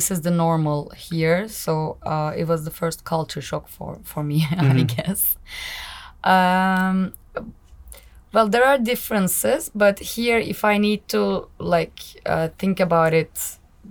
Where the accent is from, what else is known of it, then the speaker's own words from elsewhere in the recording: Izmir, Turkey; moved away as an adult; also born or lived in Istanbul, Turkey; now in Hungary; My hometown is Izmir. I was born and raised in Izmir. I lived in Istanbul.